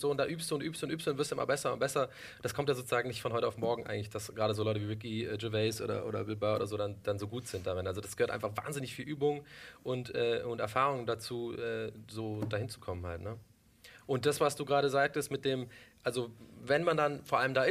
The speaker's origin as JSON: {"language": "German", "country": "Ireland", "tie": "born or raised there", "moved": "yes", "lives_now": "Germany", "said": "ganzer Ire. Ja, ich bin in Irland geboren, ich bin da auch sehr okay. stolz drauf und habe auch gar keinen deutschen Pass."}